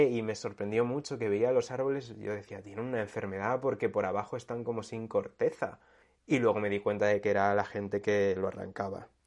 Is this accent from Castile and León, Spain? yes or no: yes; Segovia, Castile and León, Spain; Segovia, ¿no? Que es mi tierra.